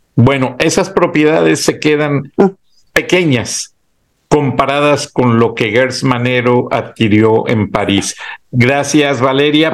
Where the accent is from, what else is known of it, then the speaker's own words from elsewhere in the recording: Mexico; así somos los mexicanos